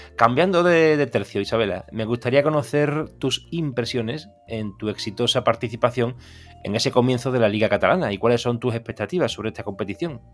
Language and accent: Spanish; Seville, Andalusia, Spain; yo soy de Sevilla, aquí todo el mundo bebe cerveza